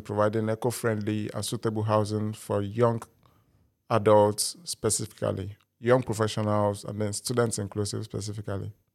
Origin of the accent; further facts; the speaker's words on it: Nigeria; now in United Kingdom; I'm a Nigerian by birth